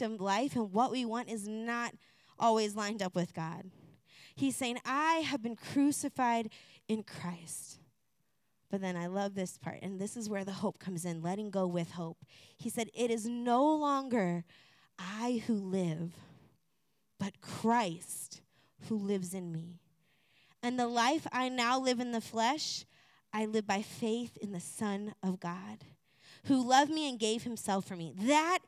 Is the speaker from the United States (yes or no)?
yes; Florida, United States; moved away; I'm from Florida.